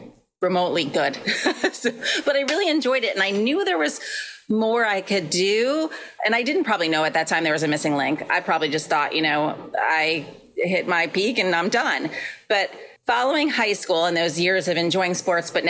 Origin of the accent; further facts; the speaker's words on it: New York, United States; moved away as an adult; now in Connecticut, United States; I grew up in New York, and I actually live in Connecticut now. So I literally live about 30 minutes from where I grew up